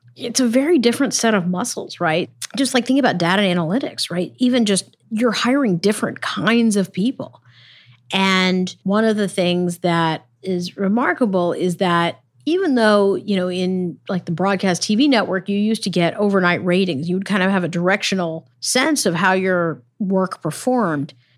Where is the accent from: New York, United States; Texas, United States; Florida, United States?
Texas, United States; now in Los Angeles, United States; my home state